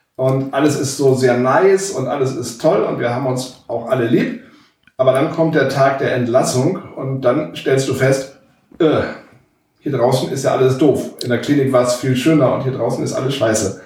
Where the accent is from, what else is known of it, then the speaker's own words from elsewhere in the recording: Walsrode, Lower Saxony, Germany; wir kommen beide aus Walzrode